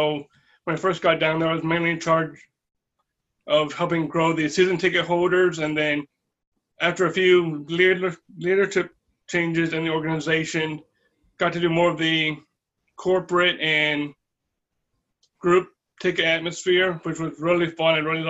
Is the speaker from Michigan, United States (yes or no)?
no; Lynchburg, Virginia, United States; I grew up in Lynchburg. I was raised in Lynchburg, but I did grow up. I spent 2 years in Northern Virginia while my parents were still transitioning out of the military.